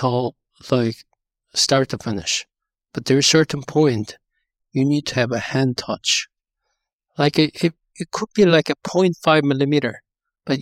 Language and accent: English; South Korea; I was born and raised in South Korea.